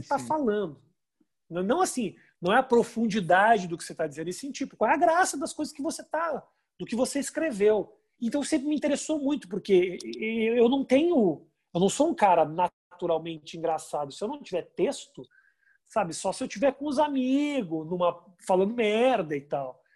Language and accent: Portuguese; Brazil; moved away; eu sou de, de, do Brasil